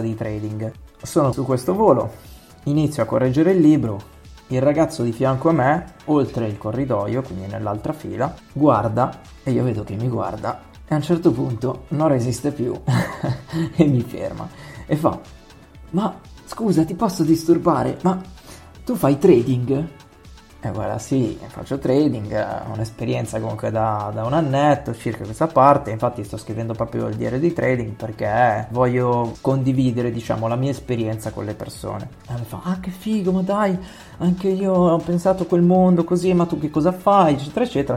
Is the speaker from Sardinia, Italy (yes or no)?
no; Milan, Lombardy, Italy; Io sono di Milano, sono nato a Milano, ho sempre vissuto a Milano